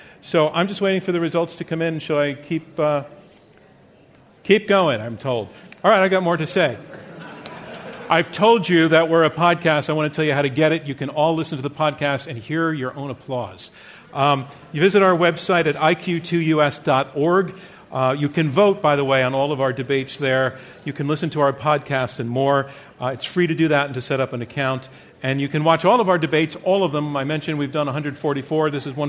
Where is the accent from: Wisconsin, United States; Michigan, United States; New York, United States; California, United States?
New York, United States; Bronx; I'm from the Bronx.